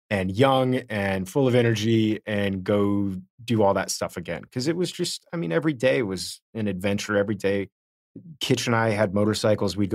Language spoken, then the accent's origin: English; Miami, Florida, United States; I grew up in Miami.